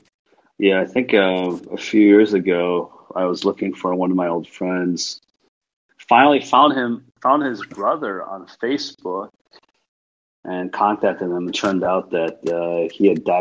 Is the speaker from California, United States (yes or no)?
no; Edina, Minnesota, United States; also born or lived in Arizona; moved into an apartment in Edina. Obviously, we weren't able to buy our own home yet. And I just remember growing up in Edina was so different than when I was in Arizona.